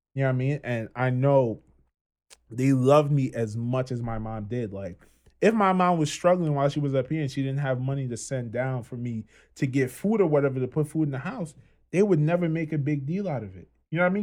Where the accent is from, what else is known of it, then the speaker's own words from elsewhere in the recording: Trinidad & Tobago; accent: Trini; moved away; born and raised in Trinidad